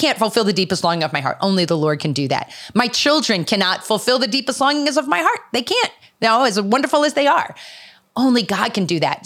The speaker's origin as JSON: {"language": "English", "town": "Philadelphia", "region": "Pennsylvania", "country": "United States", "said": "I'm actually from the Philadelphia area"}